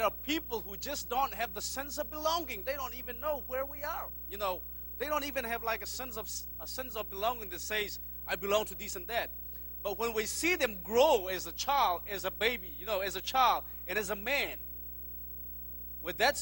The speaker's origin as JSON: {"language": "English", "country": "Myanmar", "said": "I come from Myanmar, formerly known as Burma"}